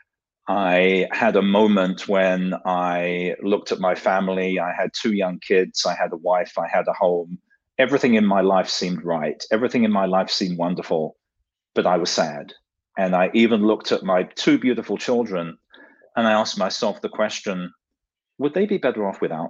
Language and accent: English; London, United Kingdom; moved away as an adult; also born or lived in New York; now in Silicon Valley, United States; the accent is not from Silicon Valley. I grew up in London, England